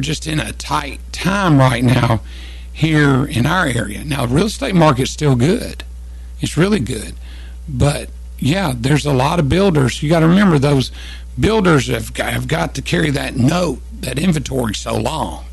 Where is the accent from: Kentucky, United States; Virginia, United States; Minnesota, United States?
Kentucky, United States; moved away as an adult; also born or lived in Tennessee; I was 14, 15, 16, all the way up to 18, well, 17 because we moved right after I turned 18, we moved from Kentucky back to Tennessee